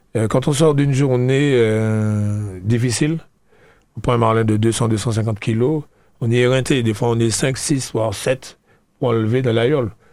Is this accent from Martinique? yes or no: yes; La Trinité, Martinique; je suis de Trinité.